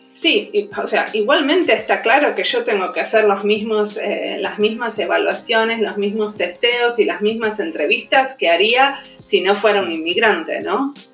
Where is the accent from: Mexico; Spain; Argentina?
Argentina; accent: Argentine; moved away as an adult; also born or lived in Buenos Aires; now in Helsinki, Finland; primero estudié diseño industrial en la UBA, en Buenos Aires, soy argentina, y después eh, me vine a Finlandia